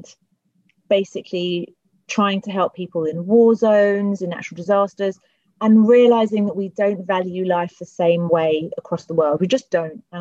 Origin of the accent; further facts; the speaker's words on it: London, United Kingdom; I grew up in Tooting, which is the area that I represent